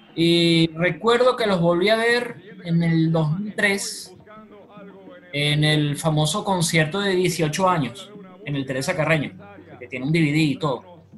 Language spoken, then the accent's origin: Spanish; Caracas, Capital District, Venezuela; nos identifica como caraqueños, como venezolanos